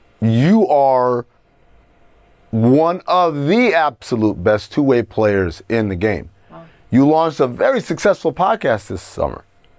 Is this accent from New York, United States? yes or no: no; Encino, California, United States; that's how we used to do it back in where I grew up in Encino.